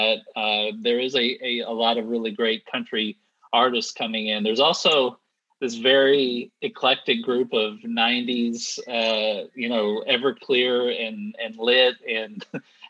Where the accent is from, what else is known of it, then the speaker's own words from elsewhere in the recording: Texas, United States; I grew up in Texas. And I grew up in the 90s in Texas